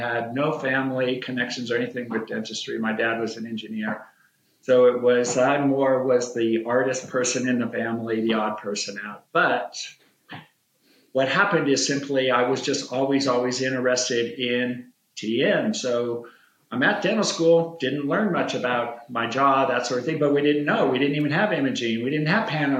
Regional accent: New Mexico, United States; moved away as an adult; also born or lived in Boston; I'm from New Mexico

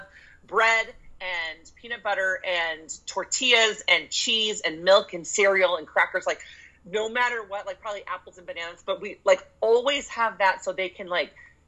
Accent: Santa Barbara, California, United States; I was born in Santa Barbara, California.

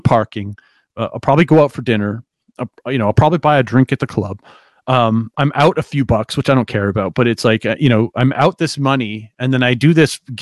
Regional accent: Canada; as a Canadian, I can't get paid in the US.

